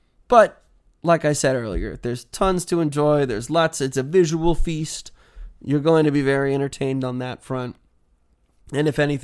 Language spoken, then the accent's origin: English; Houston, Texas, United States; also born or lived in Washington; here I am growing up in Houston and in Washington.